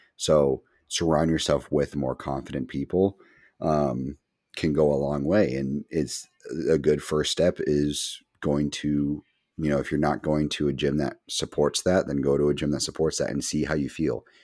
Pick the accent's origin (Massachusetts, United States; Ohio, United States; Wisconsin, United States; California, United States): Massachusetts, United States; We're massholes through and through.